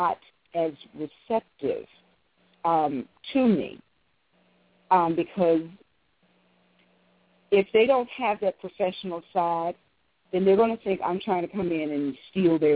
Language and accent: English; Virginia, United States; Virginia because this is my hometown